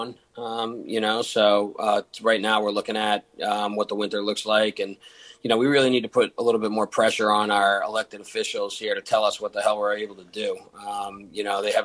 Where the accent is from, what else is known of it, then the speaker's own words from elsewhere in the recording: Massachusetts, United States; now in Denver, United States; We're both from Massachusetts